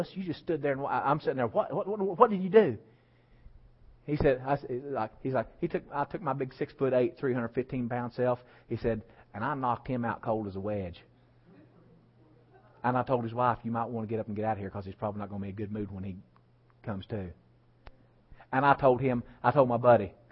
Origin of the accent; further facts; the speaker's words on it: West Virginia, United States; I was raised in West Virginia